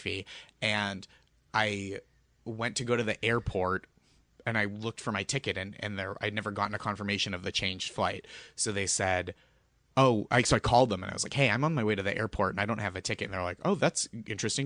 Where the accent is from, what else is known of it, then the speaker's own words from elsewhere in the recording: Boston, Massachusetts, United States; moved away; I'm from Boston